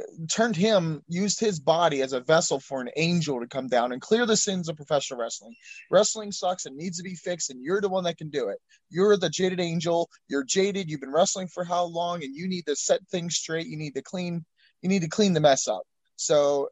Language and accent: English; Philadelphia, Pennsylvania, United States; I was born in Philadelphia